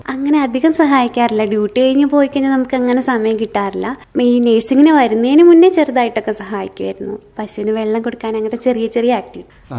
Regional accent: Malayali, Kerala, India; എൻ്റെ വാർഡിൽ മാത്രം ഞാൻ മാത്രമേ മലയാളി ഉണ്ടായിരുന്നുള്ളൂ

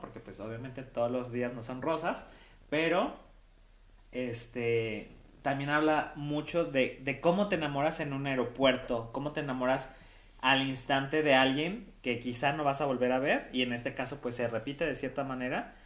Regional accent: Tepatitlán, Jalisco, Mexico; mi pueblo de Tepa

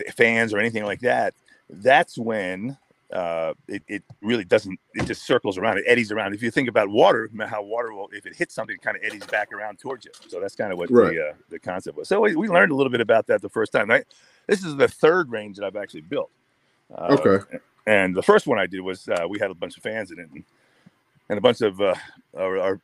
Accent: Pennsylvania, United States; I'm from Pennsylvania

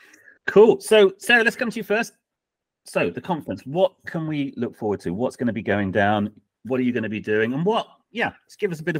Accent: United Kingdom; We are British.

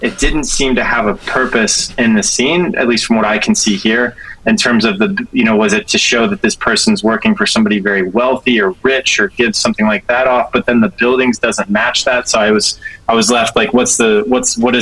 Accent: United States; I'm American

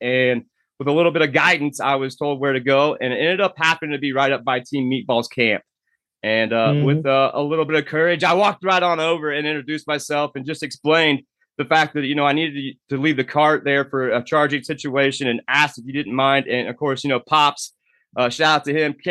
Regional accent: Indiana, United States; now in Fort Collins, United States; my home state, Indiana

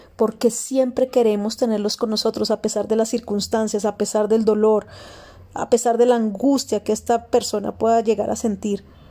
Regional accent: Colombia; en mi país, Colombia

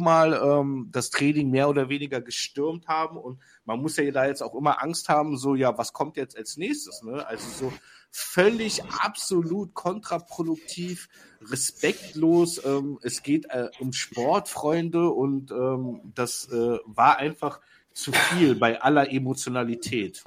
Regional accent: Berlin, Germany; als Berliner

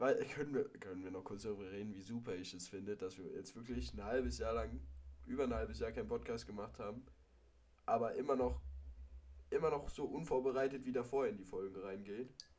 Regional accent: Hesse, Germany; moved away; da war ich in Hessen in meiner alten Heimat

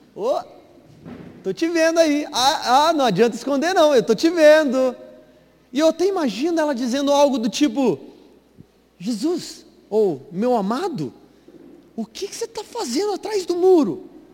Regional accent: Varginha, Minas Gerais, Brazil; moved away; ela veio lá de Varginha, Minas Gerais, lá de onde eu vim

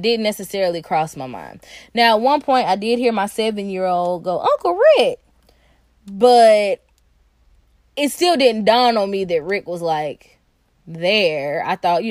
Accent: Nashville, Tennessee, United States; I'm from Nashville

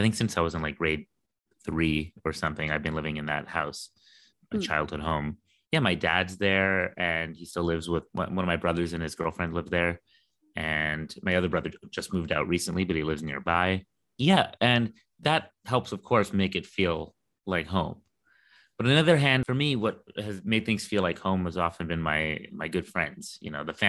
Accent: London, United Kingdom; Like I'm from London. I was born there. Mm-hmm. I grew up there. I went to school there. I lived more than half my life there.

